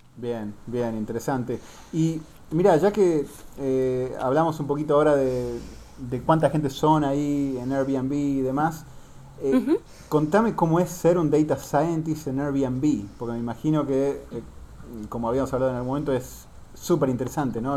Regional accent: Argentina; siendo yo argentino

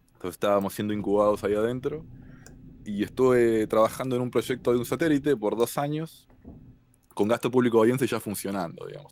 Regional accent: Argentina; now in Cambridge, United States; soy este, argentino, tengo 36 años

